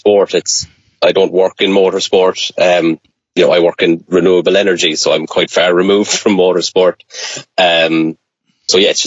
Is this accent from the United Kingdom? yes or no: no; Ireland; growing up in Ireland